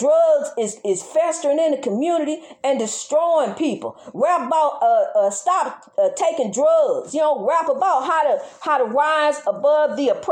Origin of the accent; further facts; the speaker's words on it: United States; I'm an American citizen just like you is. I was born over here just like you was